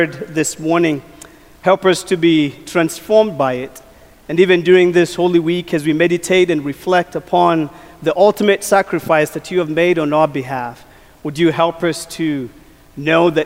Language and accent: English; Kenya; moved away; As a kid, I grew up in Kenya, and I was a shepherd boy